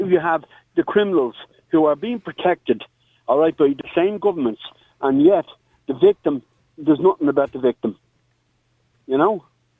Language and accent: English; Dublin, Leinster, Ireland; The street where I was born and reared in the Liberties, just not too far from James Street there